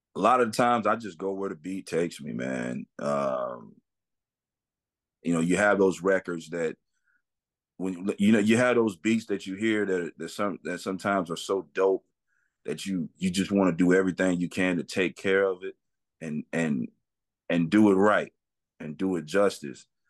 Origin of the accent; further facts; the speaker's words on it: Atlanta, Texas, United States; I am from a small town in East Texas called Atlanta, Atlanta, Texas